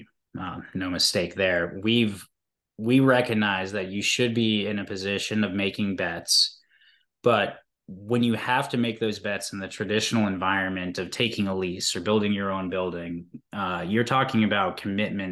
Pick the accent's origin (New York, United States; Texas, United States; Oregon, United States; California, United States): Oregon, United States; Eugene; I grew up in Eugene, Oregon